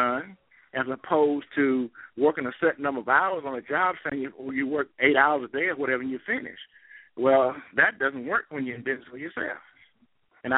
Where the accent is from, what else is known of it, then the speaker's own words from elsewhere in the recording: Greensboro, North Carolina, United States; growing up in Greensboro and having to sit upstairs at Carolina Theater